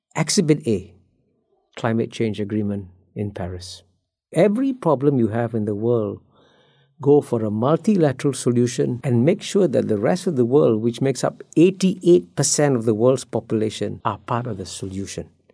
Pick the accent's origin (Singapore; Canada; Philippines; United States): Singapore; I grew up in Singapore as a child